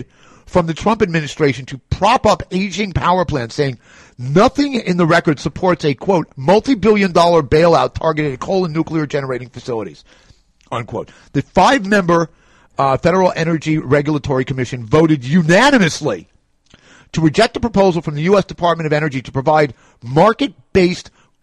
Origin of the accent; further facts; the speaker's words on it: New York, United States; I'm a New Yorker